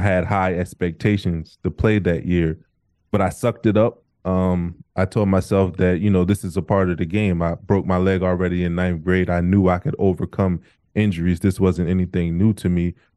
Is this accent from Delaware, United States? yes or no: yes; Wilmington, Delaware, United States; also born or lived in Camden, New Jersey; I was born in Camden, New Jersey, and when our house caught on fire when I was around two years old, I moved to Delaware, Wilmington, Delaware, um, where I was raised.